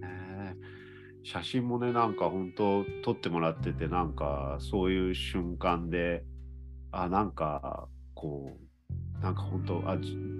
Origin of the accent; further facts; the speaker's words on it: Fukuyama, Hiroshima, Japan; moved away; also born or lived in Tokyo; 2020年からね、広島に戻ってきて、福山に戻ってきた来たんですけど